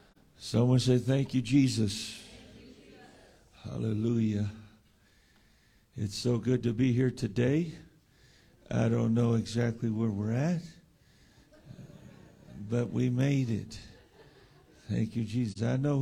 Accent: San Diego, California, United States; And we're from San Diego.

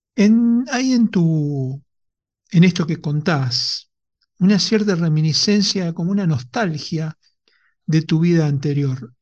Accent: Argentina; como somos los argentinos

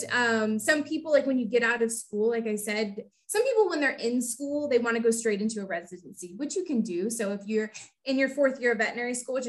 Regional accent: Houston, Texas, United States; born and raised in Houston, Texas

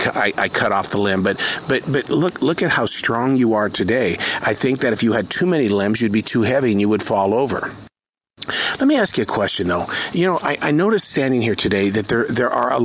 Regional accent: Montana, United States; now in Charlotte, United States; I come from Montana

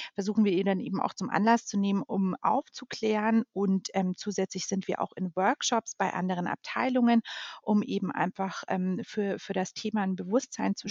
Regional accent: Munich, Bavaria, Germany; Ich ähm, bin ein gebürtiges Münchner Kindel, darauf bin ich sehr stolz mhm. und ähm, genau lebe deshalb mit meiner Familie auch in München.

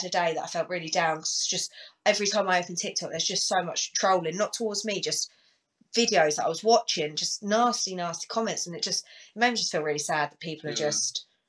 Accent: Luton, East of England, United Kingdom; I'm from Luton.

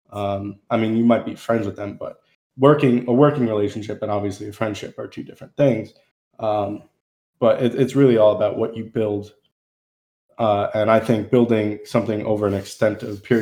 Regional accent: New Jersey, United States; now in Tennessee, United States; Central Jersey.

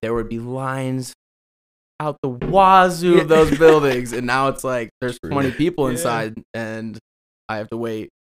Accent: Chicago area, Illinois, United States; moved away as an adult; now in Colorado, United States; From a small town on the outskirts of Chicago, so the suburbs.

